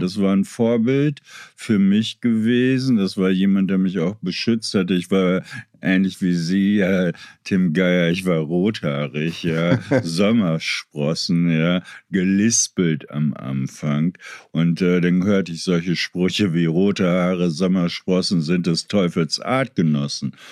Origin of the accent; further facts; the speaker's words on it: Meppen, Lower Saxony, Germany; moved away; also born or lived in Kreuzberg, Berlin; meiner Heimatstadt Meppen